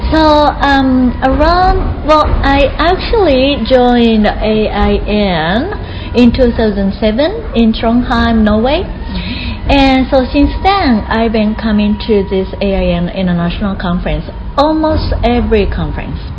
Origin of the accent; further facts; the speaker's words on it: Japan; I live in Tokyo right now, but I will be moving to Kyoto next year, mm -hmm. and uh, to be uh, a principal of high school.